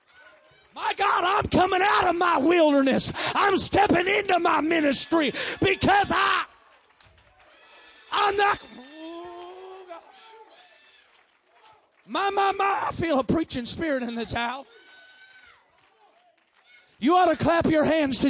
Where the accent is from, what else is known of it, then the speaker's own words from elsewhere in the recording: Iowa, United States; I'm from Iowa